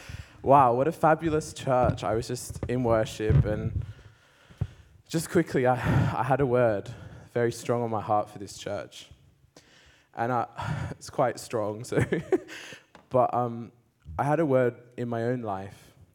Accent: Australia; I grew up in Australia. I came out as gay at the age of 14. And I went to a kind of Christian school, but came from an agnostic household.

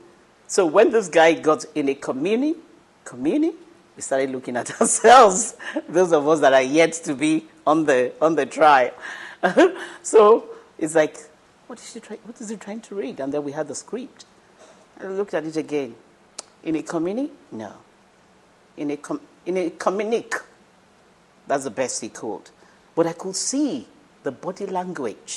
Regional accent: Ibadan, Oyo, Nigeria; I grew up in Ibadan

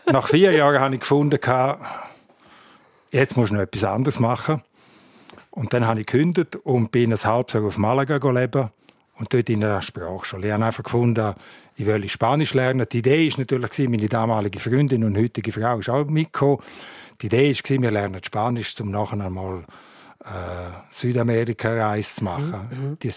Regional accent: Graubünden, Switzerland; Und ich bin in Nilans aufgewachsen und habe Kindergarten alle Schulen auf Deutsch gemacht.

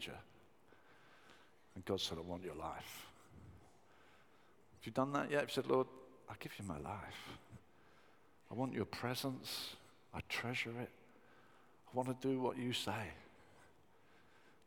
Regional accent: Brighton, South East England, United Kingdom; I grew up in Brighton, and it's got a tremendous youth culture

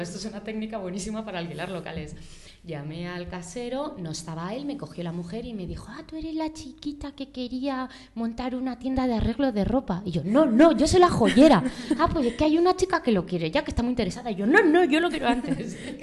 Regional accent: Madrid, Community of Madrid, Spain; also born or lived in Barcelona; yo nací en Madrid, estudié aquí, viví con mis padres 26 mm, años

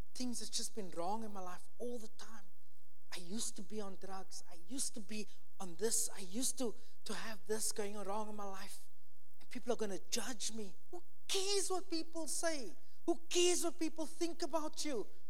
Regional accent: Cape Town, Western Cape, South Africa; moved away; I'm from Cape Town, South Africa.

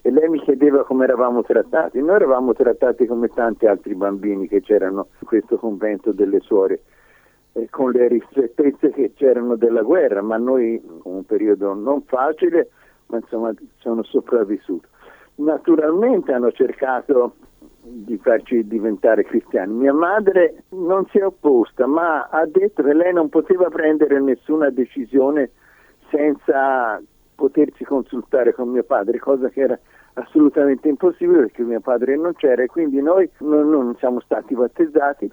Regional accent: Livorno, Tuscany, Italy; now in Israel; io sono nato a Livorno nel lontano 1936

